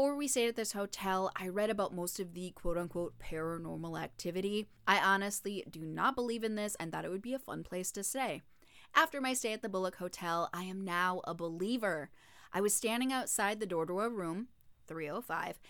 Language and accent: English; Minnesota, United States; I'm from Minnesota, so I'm calling it pop